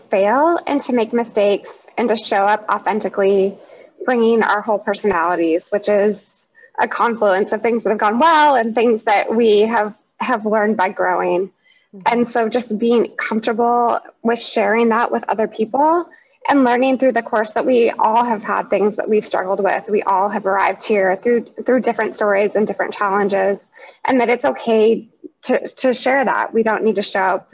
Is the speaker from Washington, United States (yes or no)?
yes; Seattle, Washington, United States; I'm from Seattle, so you're getting that from somebody who is authentically from here